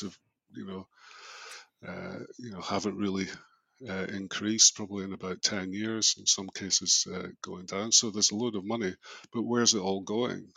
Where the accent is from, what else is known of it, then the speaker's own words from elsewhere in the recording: Scotland, United Kingdom; also born or lived in London; now in Melbourne, Australia; Being Scottish, you know what? I've been away for so long